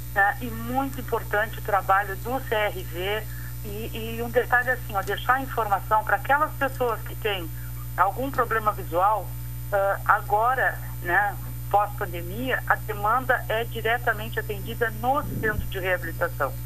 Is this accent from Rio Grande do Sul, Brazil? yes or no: yes; Pelotas, Rio Grande do Sul, Brazil; como pelotense